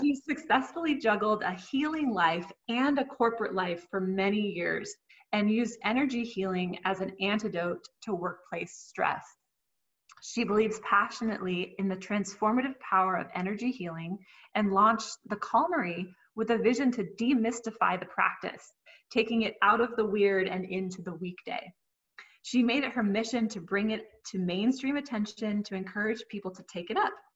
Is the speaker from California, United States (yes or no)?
yes; Southern California, United States; accent: Southern Californian; I've grown up in Southern California and look very Southern Californian. I sound very Southern Californian